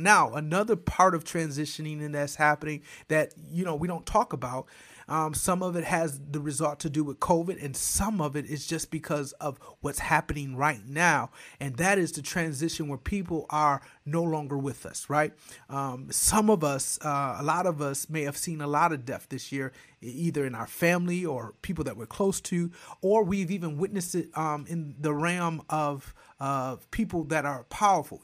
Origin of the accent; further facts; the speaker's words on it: Flint, Michigan, United States; moved away as an adult; also born or lived in Lansing, Michigan / Detroit, Michigan; now in Georgia, United States; born and raised in Flint, all of those things in Michigan